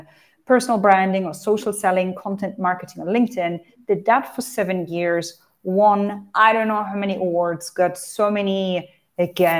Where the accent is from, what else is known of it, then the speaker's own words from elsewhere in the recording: Hanover, Lower Saxony, Germany; moved away as an adult; also born or lived in United Arab Emirates; I'm originally from Hanover, Germany.